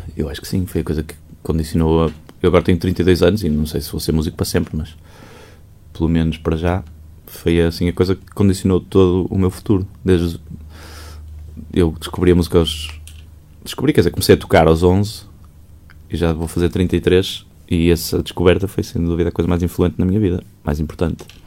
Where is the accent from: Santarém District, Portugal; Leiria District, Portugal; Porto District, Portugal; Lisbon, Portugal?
Porto District, Portugal; Maia; eu não cresci propriamente no Porto, eu, eu, eu, eu, sou da Maia. E a casa dos meus pais era na Maia, a casa dos meus avós era na Maia, em Águas Santas. E era ali uma infância muito enfiada na casa da minha avó